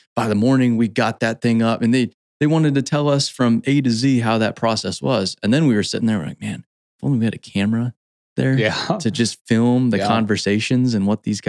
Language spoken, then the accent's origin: English; Scottsdale, Arizona, United States; Well, and I grew up in Scottsdale and I go back every once in a while